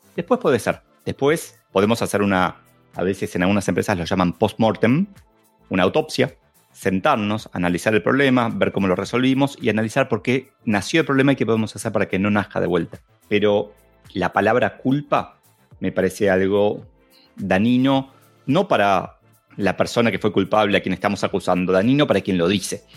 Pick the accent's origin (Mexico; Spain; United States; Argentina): Argentina; como buen argentino